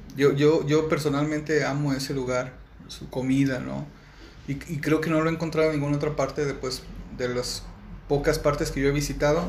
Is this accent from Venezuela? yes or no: no; León, Guanajuato, Mexico; soy de León, Guanajuato me siento muy orgulloso de, pertenecer pues al Estado, al municipio